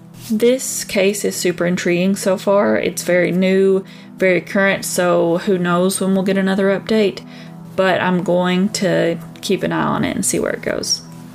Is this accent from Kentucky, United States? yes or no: yes; Kentucky, United States; my home state of Kentucky.